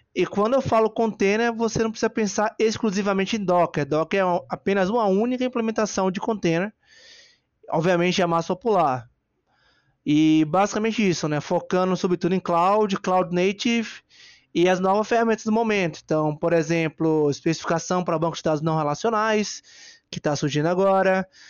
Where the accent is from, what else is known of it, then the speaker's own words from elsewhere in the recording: Bahia, Brazil; a minha maior qualidade é ser baiano e brasileiro, né? Gosto muito da minha terrinha